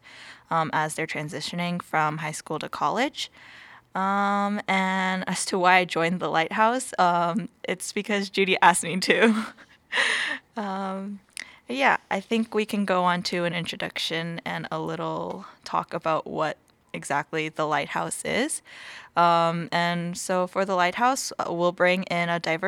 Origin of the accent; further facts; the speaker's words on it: Torrance, California, United States; moved away as an adult; now in Massachusetts, United States; I am from Torrance, California, which is around like a 40-minute drive from